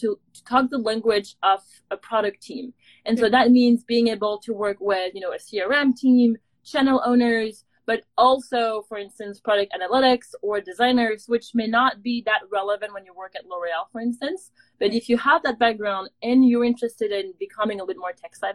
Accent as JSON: {"language": "English", "country": "France", "moved": "as an adult", "lives_now": "San Francisco, United States", "said": "I'm from France"}